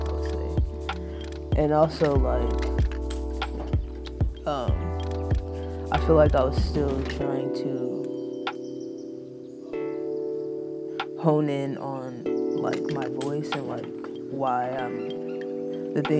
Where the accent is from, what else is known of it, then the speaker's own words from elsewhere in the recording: Oakland, California, United States; I'm from Oakland, California